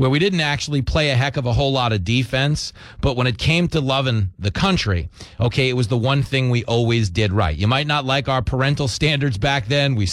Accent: Levittown, New York, United States; I grew up in Levittown, New York which was the biggest post World War II settlement for American GIs returning home from the war. Everybody in my community was a veteran.

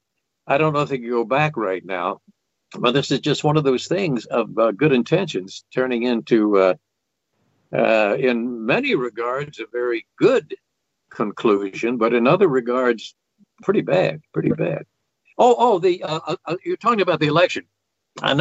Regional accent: southwest Virginia, United States; moved away as an adult; now in New Jersey, United States; the southwest corner of Virginia where I'd gone to high school

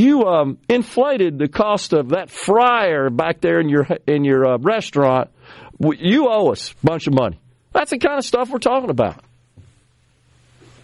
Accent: Mississippi, United States; my home state

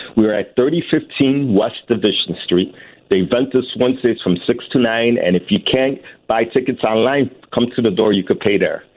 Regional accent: Puerto Rico; now in United States; we are still American citizens in Puerto Rico

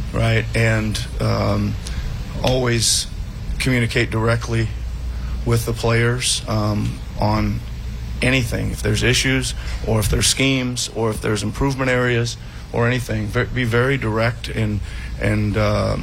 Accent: Iowa, United States; moved away; I was coaching the Iowa Energy at the time in the old D League, now the G League, as my home state

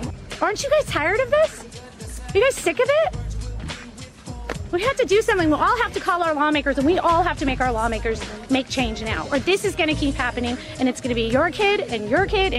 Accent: Highland Park, Illinois, United States; I'm from Highland Park, Illinois.

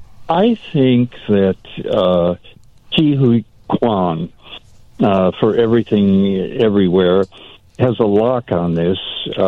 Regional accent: Ireland; I love that movie. Well, I'm Irish. What can I say? Those idiots are my peeps.

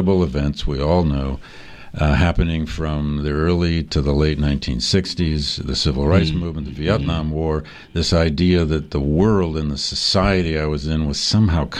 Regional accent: Flint, Michigan, United States; I grew up in Flint, Michigan

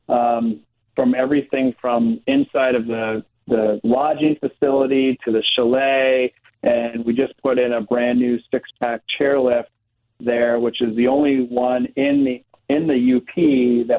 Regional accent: Long Island, New York, United States; moved away as an adult; also born or lived in Western Massachusetts; now in Wisconsin, United States; I grew up in New York on Long Island

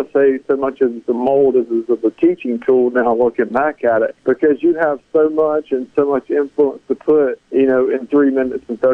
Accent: Escatawpa, Mississippi, United States; now in Nashville, United States; growing up in Escatawa, Mississippi

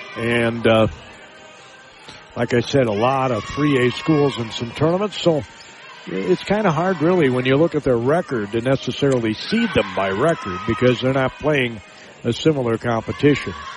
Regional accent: Spring Valley, Minnesota, United States; I grew up in Spring Valley, Minnesota.

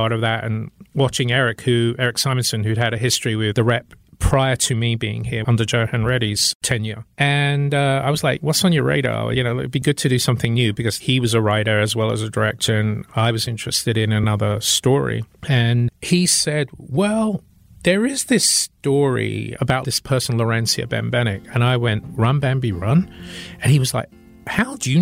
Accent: United Kingdom; now in Milwaukee, United States; as a Brit

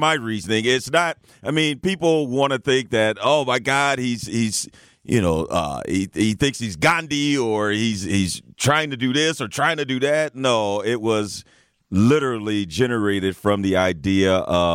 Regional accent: East St. Louis, Illinois, United States; growing up in East St. Louis

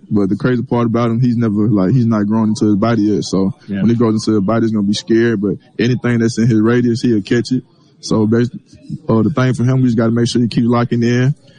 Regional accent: Mississippi, United States; I'm from Mississippi

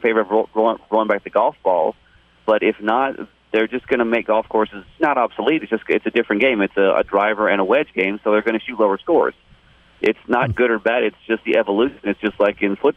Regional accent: Orlando, Florida, United States; moved away as an adult; also born or lived in Gainesville / Hattiesburg; now in Dallas, United States; I'm from Orlando

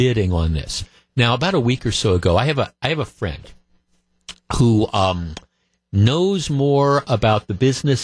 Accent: Glendale, Wisconsin, United States; I grew up in Glendale. We moved here when I was like 9 or 10 in 1967. And I grew up in Glendale about a mile away from Bayshore Shopping Center.

